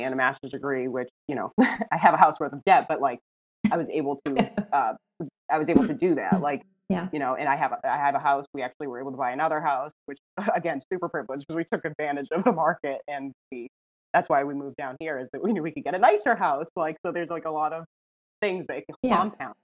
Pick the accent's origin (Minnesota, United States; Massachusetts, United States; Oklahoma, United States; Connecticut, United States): Massachusetts, United States; right outside of Boston; moved away as an adult; also born or lived in New Hampshire; now in Texas, United States; I grew up right outside of Boston